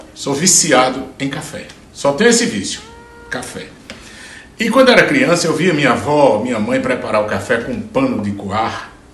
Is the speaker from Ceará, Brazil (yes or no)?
yes; Juazeiro do Norte, Ceará, Brazil; moved away; Então eu, eu cresci vendo isso lá na, na, no sertão, sou de Juazeiro do Norte, no, no Ceará.